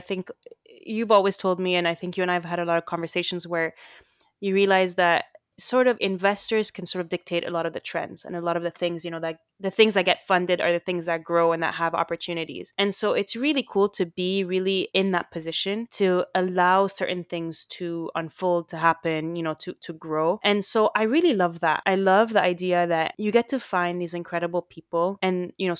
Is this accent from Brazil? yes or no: no; Saudi Arabia; I mean, we grew up in the Middle East and in Saudi Arabia, and, because you have a similar trajectory to mine, we went to a French school